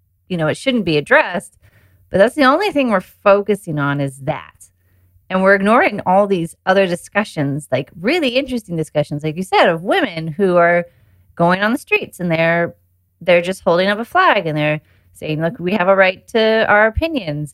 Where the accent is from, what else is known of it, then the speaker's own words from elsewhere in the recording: United States; moved away as an adult; now in United Kingdom; I live in the UK and I grew up in the US